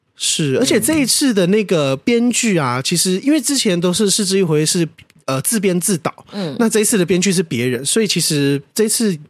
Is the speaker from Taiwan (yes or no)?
yes; Taiwan; 可是台湾就没有这种东西